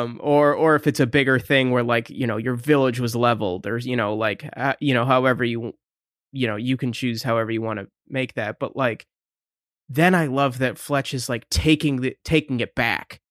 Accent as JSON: {"language": "English", "region": "Michigan", "country": "United States", "said": "we're from Michigan."}